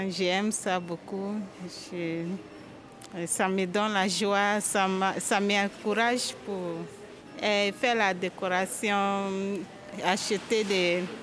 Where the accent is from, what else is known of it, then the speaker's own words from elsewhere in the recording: France; born there; originaire d'Haïti. Mes parents sont haïtiens. Je suis née en France. On va dire franco-haïtienne ou haïtiano-française.